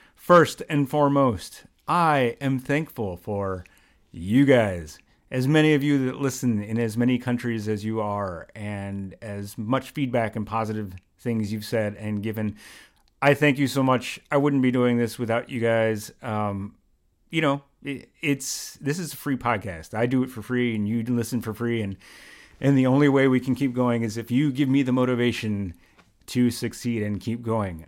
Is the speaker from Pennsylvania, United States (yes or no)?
yes; Philadelphia, Pennsylvania, United States; now in New York, United States; in Philly because I always feel like it goes further in my hometown